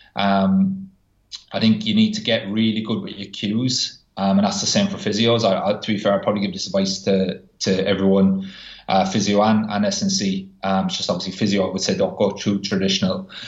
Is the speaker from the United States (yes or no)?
no; Ireland; moved away; I'm Irish